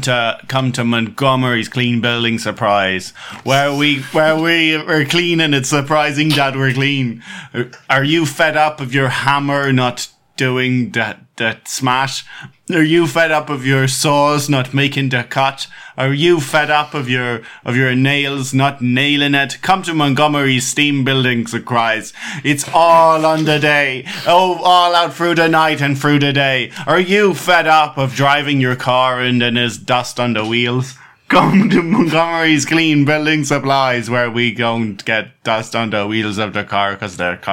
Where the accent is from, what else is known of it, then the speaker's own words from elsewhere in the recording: Dublin, Leinster, Ireland; Well, I'm from Dublin, but you know, we don't hate them.